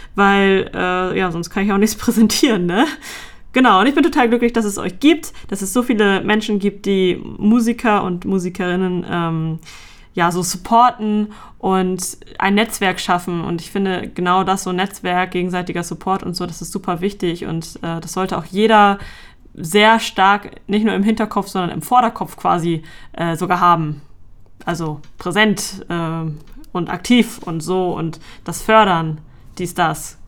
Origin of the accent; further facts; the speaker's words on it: Hamburg, Germany; ich komme aus Hamburg